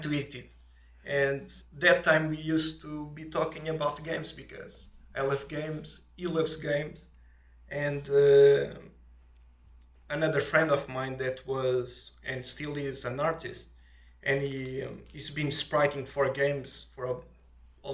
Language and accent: English; Portugal; accent: thick accent; English is a second language; moved away; I'm from Portugal